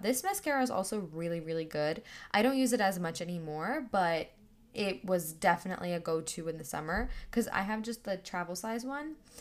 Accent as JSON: {"language": "English", "country": "India", "said": "I'm Indian"}